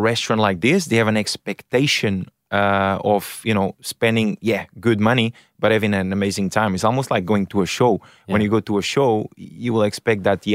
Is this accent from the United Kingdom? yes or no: no; Portugal; now in Australia; originally Portugal. Yeah, parents are Portuguese.